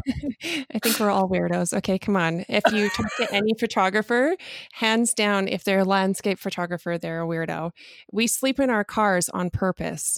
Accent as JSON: {"language": "English", "town": "Calgary", "region": "Alberta", "country": "Canada", "said": "I'm from Calgary, Alberta."}